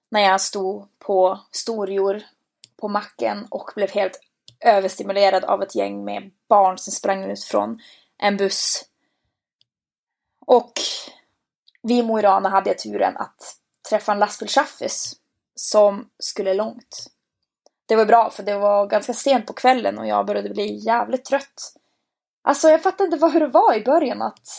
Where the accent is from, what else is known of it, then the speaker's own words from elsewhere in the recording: Boden, Norrbotten County, Sweden; Hardcore kan vara så mycket mer än det vi har där hemma i Bode.